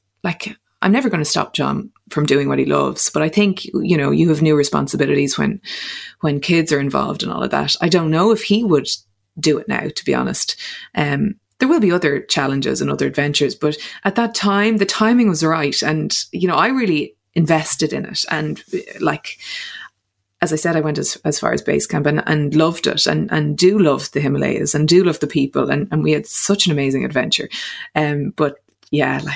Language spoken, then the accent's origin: English; Dublin, Leinster, Ireland; also born or lived in Clare; I was from Dublin, grew up in Dublin